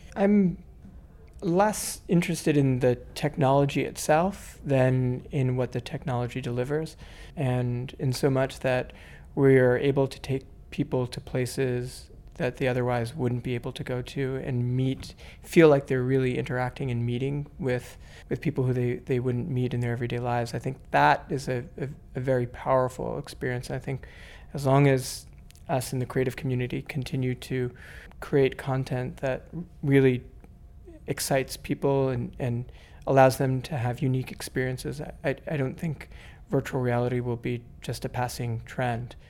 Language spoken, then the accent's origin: English; New York, United States; I'm from New York and I'm, um, a physician in New York